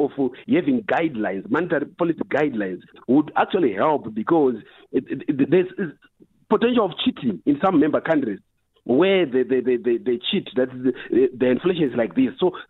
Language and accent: English; Zimbabwe; I was born in Zimbabwe myself